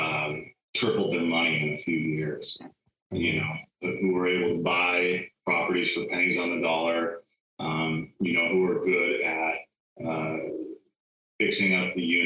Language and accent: English; California, United States; Where I grew up in California, though, it's hot in the summer.